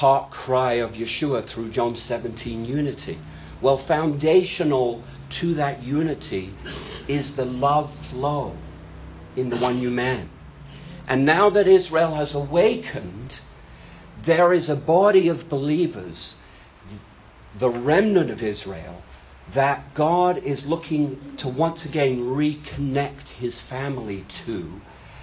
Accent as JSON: {"language": "English", "country": "United Kingdom", "said": "I'm a Brit"}